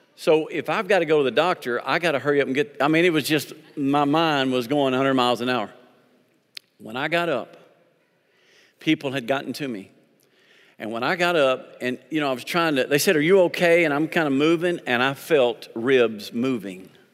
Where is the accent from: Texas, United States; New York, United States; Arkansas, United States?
Arkansas, United States; I'm from Arkansas.